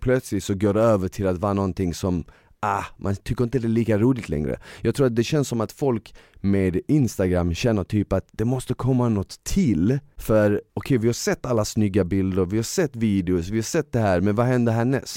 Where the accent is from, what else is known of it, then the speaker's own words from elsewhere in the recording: Malmö, Skåne, Sweden; Jag växte upp i Malmö